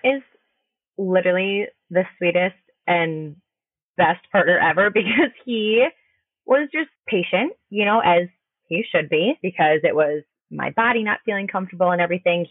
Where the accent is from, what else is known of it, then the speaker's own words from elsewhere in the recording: Minnesota, United States; I am from Minnesota